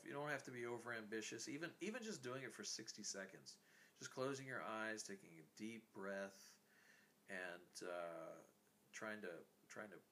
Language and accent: English; the South, United States; I'm from the South.